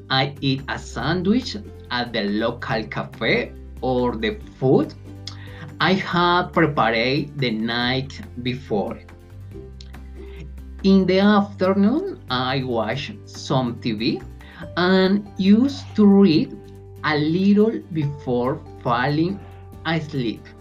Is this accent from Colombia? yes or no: yes; Colombia; English is a second language; I am from Colombia. I live in Bogota. My city is huge and very crowded, but absolutely beautiful.